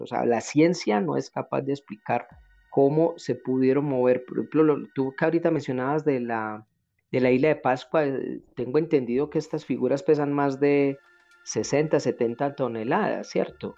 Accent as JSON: {"language": "Spanish", "country": "Colombia", "said": "acá en mi país, en Colombia"}